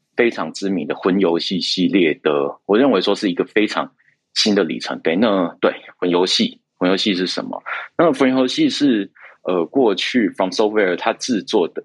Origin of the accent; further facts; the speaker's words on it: Taiwan; 我们台湾这边